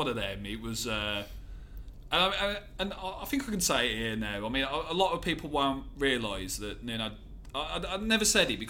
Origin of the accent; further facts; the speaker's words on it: Willenhall, West Midlands, United Kingdom; also born or lived in Wolverhampton; Willenhall, New Invention, was where I kind of grew up. And, yeah, just living in Wolverhampton there.